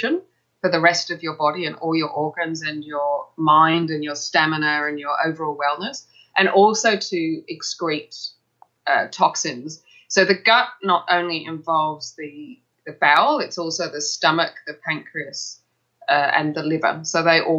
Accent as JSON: {"language": "English", "region": "England", "country": "United Kingdom", "moved": "as an adult", "lives_now": "Melbourne, Australia", "said": "I come from England, and I studied as a nurse in England"}